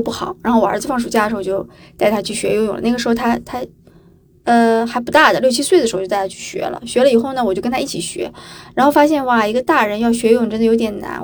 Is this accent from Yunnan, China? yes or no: no; Qingdao, Shandong, China; now in Hangzhou, China; 我是青岛人嘛，旅游城市的人